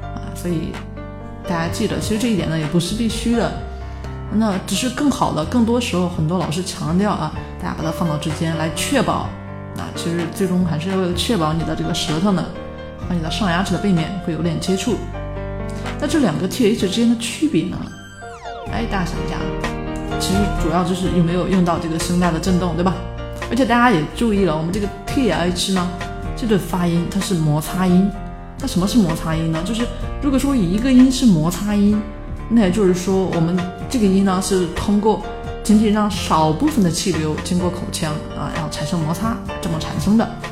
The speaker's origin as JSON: {"language": "Chinese", "country": "China", "said": "我们中国人"}